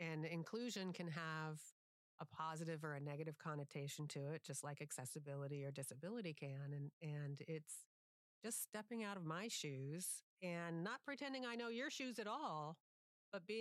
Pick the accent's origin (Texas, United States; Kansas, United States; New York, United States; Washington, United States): Washington, United States; Seattle; Growing up in Seattle